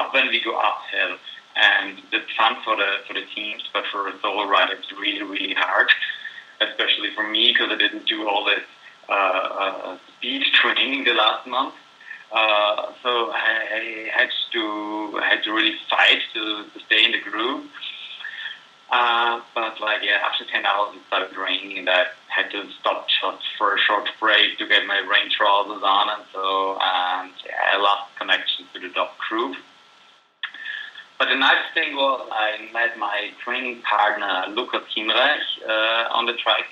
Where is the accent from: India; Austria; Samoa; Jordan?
Austria; Graz, Styria; 50 kilometers from my hometown, Graz